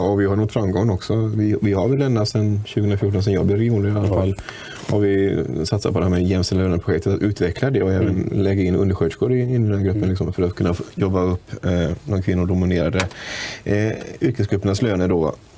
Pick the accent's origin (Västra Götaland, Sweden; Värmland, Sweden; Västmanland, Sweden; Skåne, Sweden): Västra Götaland, Sweden; Munkedal; Jag är från Munkedals kommun och där är jag fullmäktiges ordförande